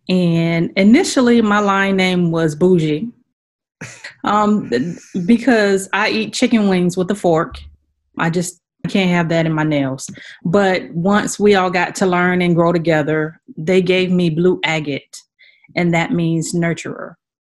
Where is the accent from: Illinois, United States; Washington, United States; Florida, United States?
Florida, United States; Sarasota; Sarasota, Florida.